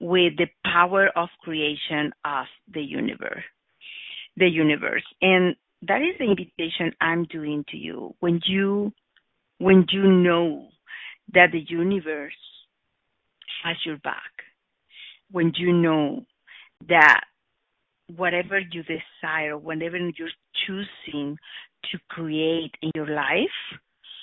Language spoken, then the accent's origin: English; Oaxaca, Mexico; English is a second language; I was born in Oaxaca, in one part of Mexico, just a few years ago.